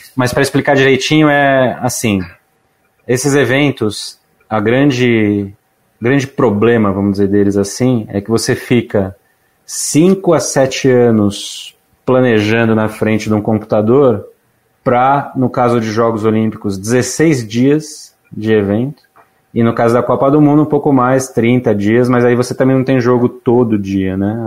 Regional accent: São Paulo, Brazil; sou paulistano aqui. Nascido ali no Vila Mariana, Ipiranga, aquela região lá. Estudei no, no Arquidiocesano

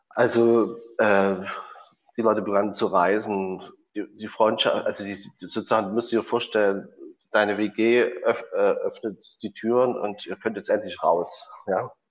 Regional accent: Chemnitz, Saxony, Germany; in Chemnitz gab es äh, gab's eine schöne große Tradition, wo ich groß geworden bin, von Autodidakten

